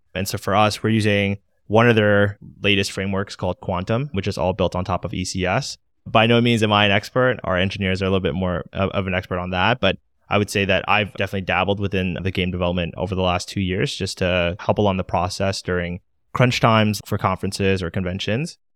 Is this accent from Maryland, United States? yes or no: yes; Maryland, United States; now in Washington, D.C., United States; I'm located in D C, born and raised in Maryland, so I've been in the area my whole life